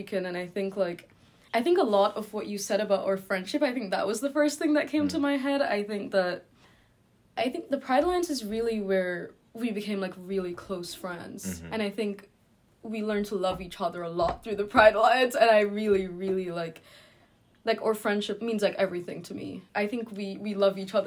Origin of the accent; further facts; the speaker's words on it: Jamaica; now in New York, United States; I'm from Jamaica, and Jamaica has been a very, like, difficult place for me in terms of my queerness. I left because I'm queer, and I've been living in exile in New York since then